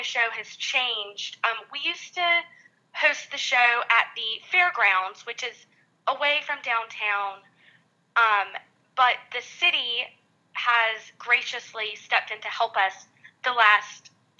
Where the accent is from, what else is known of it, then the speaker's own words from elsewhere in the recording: Thomasville, Georgia, United States; I grew up marching in the Rosebud Parade